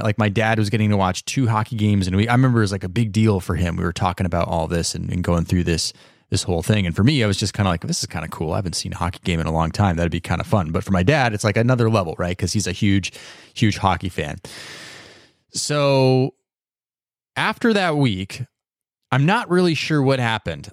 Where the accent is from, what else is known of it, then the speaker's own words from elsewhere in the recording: United States; I grew up in the United States